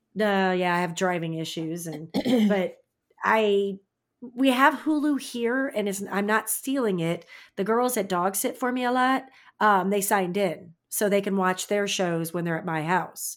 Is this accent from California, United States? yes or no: no; St. Louis, Missouri, United States; moved away; also born or lived in Indiana; I live in a small town now, but I'm from Saint Louis